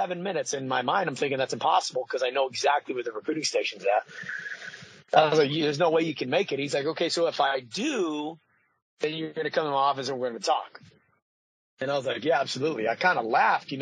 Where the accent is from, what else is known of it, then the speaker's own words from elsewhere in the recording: Paso Robles, California, United States; I grew up in a city called Paso Robles, California